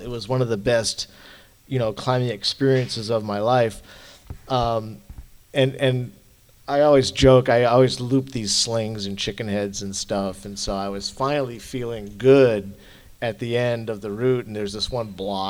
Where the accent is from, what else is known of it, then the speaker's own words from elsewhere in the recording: New Hampshire, United States; I was born in New Hampshire, and I took 6 weeks off of my senior year in high school to come out west